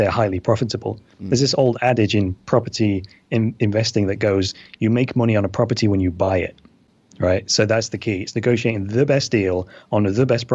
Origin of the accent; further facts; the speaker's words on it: United Kingdom